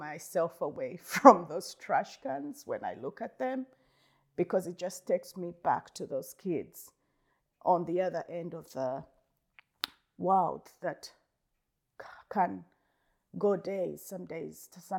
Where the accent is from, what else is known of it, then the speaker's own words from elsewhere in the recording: Uganda; moved away as an adult; now in United States; I am originally from Uganda, a small little country in East Africa. I've been in America for 15 years